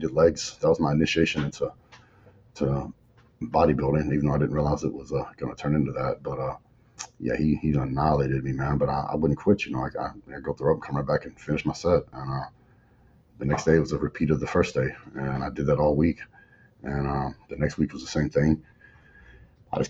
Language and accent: English; West Texas, United States; I grew up in West Texas, small town